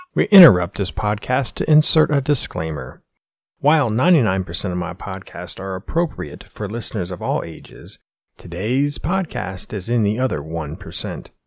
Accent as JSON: {"language": "English", "region": "Pennsylvania", "country": "United States", "tie": "born or raised there", "said": "we grew up in this small, same small, know nothing town in Pennsylvania"}